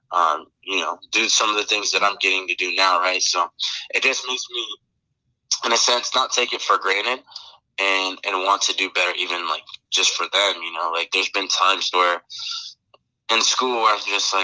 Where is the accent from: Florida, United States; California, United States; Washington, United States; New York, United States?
Washington, United States; moved away as an adult; also born or lived in Arizona; I grew up in Washington.